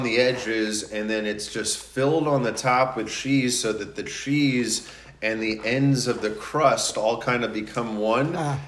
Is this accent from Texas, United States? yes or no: no; New York, United States; now in Los Angeles, United States; I'm from New York originally